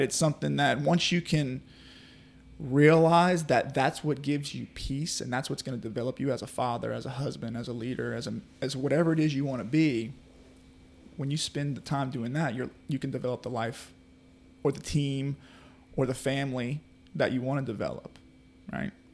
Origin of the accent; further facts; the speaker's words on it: Carriere, Mississippi, United States; also born or lived in New Orleans, Louisiana; I was born in New Orleans, Louisiana, and, uh, we moved here. My, my mom and dad moved me here in two thousand. We moved to Carrier